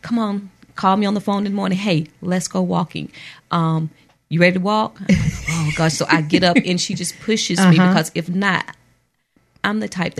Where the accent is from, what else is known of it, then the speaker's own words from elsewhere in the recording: Mobile, Alabama, United States; I'm from Mobile, Alabama.